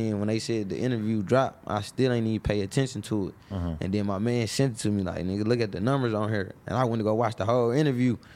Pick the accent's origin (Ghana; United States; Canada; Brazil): United States; Detroit, Michigan; I'm from West Side … all them from the East. I'm from the West.